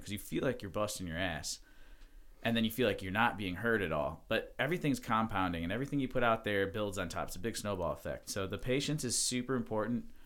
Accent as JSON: {"language": "English", "town": "Mentor", "region": "Ohio", "country": "United States", "tie": "born or raised there", "said": "I was born in Mentor, Ohio"}